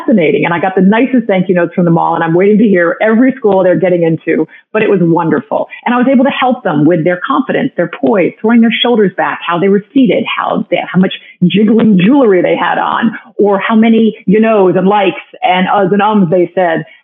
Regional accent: Greenwich, Connecticut, United States; also born or lived in New York City; now in South Florida, United States; I grew up in Greenwich, Connecticut

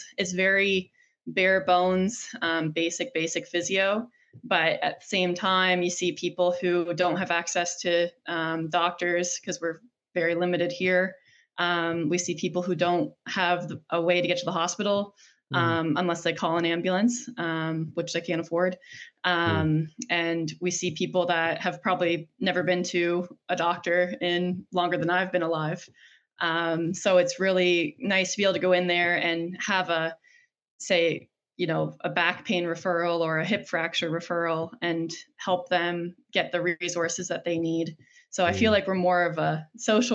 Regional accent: Western New Brunswick, Canada; moved away as an adult; also born or lived in Calgary / Halifax; I'm born and raised in Western New Brunswick, which is actually where I've come home

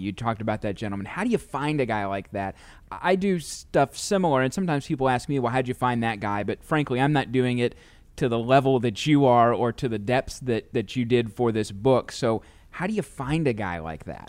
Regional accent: St. Louis, Missouri, United States; as kids growing up in Saint Louis

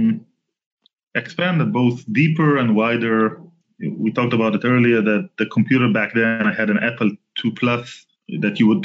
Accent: Southern District, Israel; Israeli. I was born and raised in Israel, born in 1974, so I'm like 46-ish now. Almost all of my life I was living in the south part of Israel

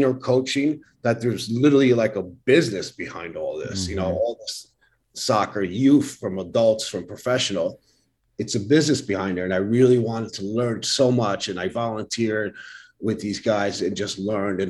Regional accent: Paterson, New Jersey, United States; also born or lived in New Brunswick, New Jersey; I grew up in Paterson, but I never saw Paterson, New Jersey, which is, you know, an urban area

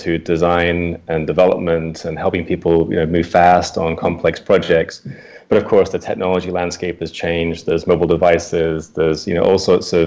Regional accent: United Kingdom; moved away as an adult; now in United States; I also moved from the UK to the US. Maybe from my accent, you can tell I'm from the UK.

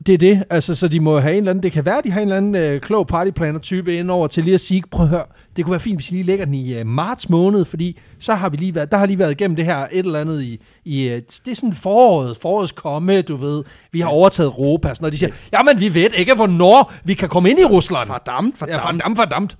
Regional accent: Southern Jutland, Southern Denmark, Denmark; jeg er vokset op i Sønderjylland

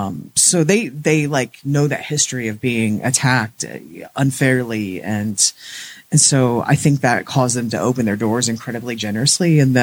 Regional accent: United States; we were Americans

